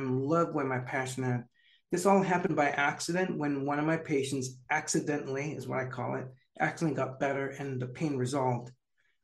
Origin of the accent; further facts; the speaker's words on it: San Jose, California, United States; I'm native to California. So San Jose is my hometown